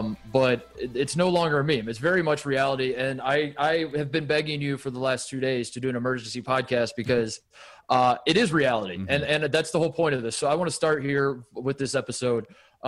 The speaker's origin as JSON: {"language": "English", "region": "Indiana", "country": "United States", "moved": "yes", "said": "I am from Indiana."}